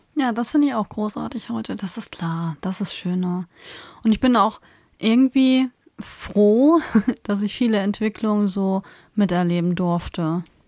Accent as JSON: {"language": "German", "region": "Northern Germany", "country": "Germany", "tie": "born or raised there", "said": "bin ja schon immer in Norddeutschland aufgewachsen, also ich bin hier aufgewachsen und habe hier immer gelebt"}